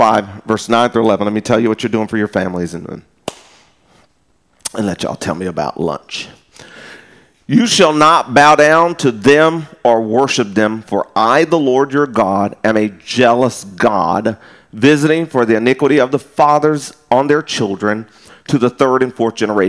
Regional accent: West Texas, United States; now in Round Rock, United States; I'm from West Texas where it don't rain that mud

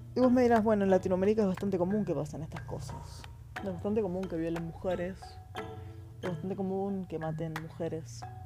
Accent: Argentina; Soy argentina

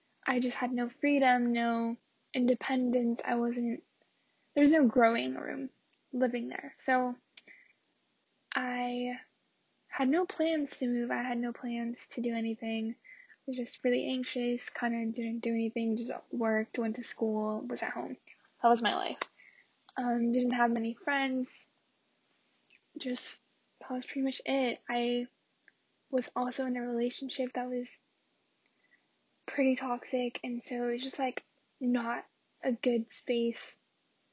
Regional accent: Chino Hills, California, United States; moved away as an adult; also born or lived in Wisconsin; now in Madison, United States; I lived in California, in Chino Hills, with my family. My dad and my two sisters.

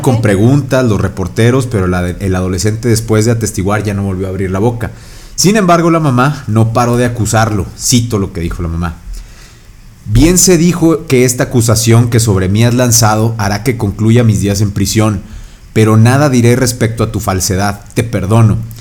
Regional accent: Mexico; somos mexicanos

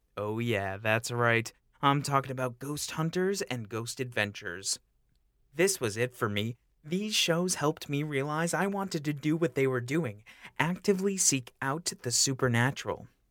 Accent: Auburn, New York, United States; my hometown of Auburn, New York

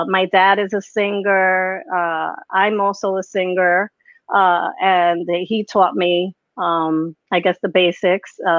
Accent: New York City, New York, United States; I'm Puerto Rican. My parents are Puerto Rican. And I was born and raised in the Bronx

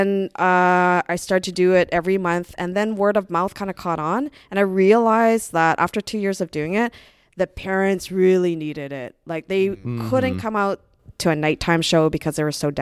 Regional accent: Brooklyn, New York, United States; also born or lived in Vancouver; I'm originally from Brooklyn

